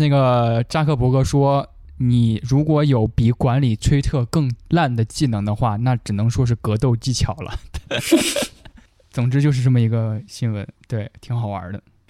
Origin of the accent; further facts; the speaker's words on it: South West England, United Kingdom; born there; Chinese is a second language; moved away as an adult; also born or lived in Tianshui, China / Xi'an, China; 呃，我出生在英格兰的德文郡，家庭人员都是做殡仪承办人这个工作的。二零零五年，我高中毕业之后，我去了甘肃的天水职业技术学校教英文，教了一年。